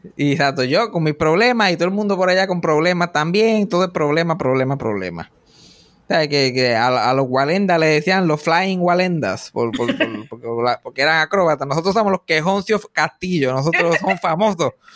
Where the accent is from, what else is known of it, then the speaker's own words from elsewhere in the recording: Puerto Rico; moved away; also born or lived in Texas; yo vuelvo aquí a Puerto Rico con la esperanza de que voy a volver a trabajar